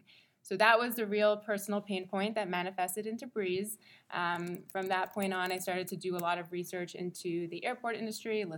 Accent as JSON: {"language": "English", "town": "Montreal", "region": "Quebec", "country": "Canada", "tie": "born or raised there", "moved": "as an adult", "lives_now": "New York, United States", "said": "I'm born and raised in Montreal, super Canadian"}